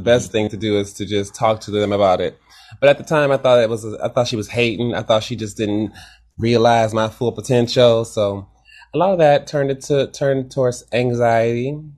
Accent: Detroit, Michigan, United States; Yes, I am.

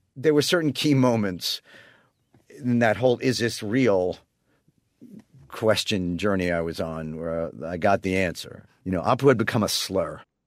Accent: New York City, New York, United States; growing up in Queens, New York

